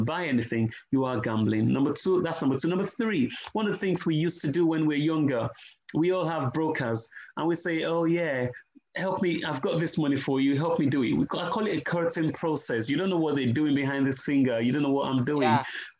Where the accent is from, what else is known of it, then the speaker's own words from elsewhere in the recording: Nigeria; I'm Nigerian, right? And rice is our staple food